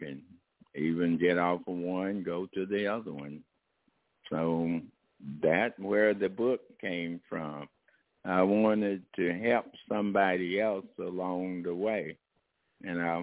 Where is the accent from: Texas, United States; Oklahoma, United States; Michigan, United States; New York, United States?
Texas, United States; moved away; also born or lived in Oakland, California; I started out from my hometown, Comerica, Texas, a very small